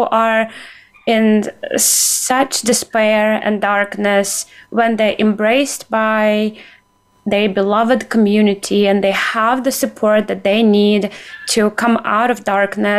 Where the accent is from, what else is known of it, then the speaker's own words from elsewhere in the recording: Ukraine; moved away; also born or lived in United States; as a Ukrainian, as an American